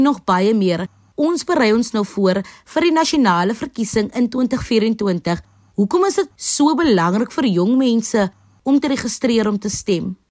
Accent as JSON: {"language": "Afrikaans", "country": "South Africa"}